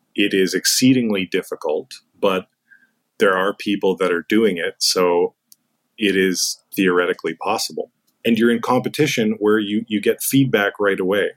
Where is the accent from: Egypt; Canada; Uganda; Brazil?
Canada; growing up in Canada, that's the sport that many of us played as kids